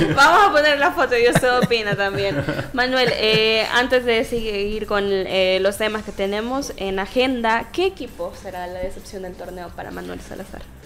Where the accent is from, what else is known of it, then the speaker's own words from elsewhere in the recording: Sonsonate, El Salvador; soy de Sonsonate